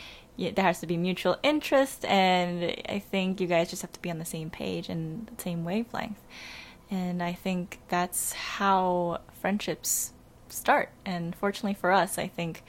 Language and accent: English; New York City, New York, United States; I was born and raised in Queens, New York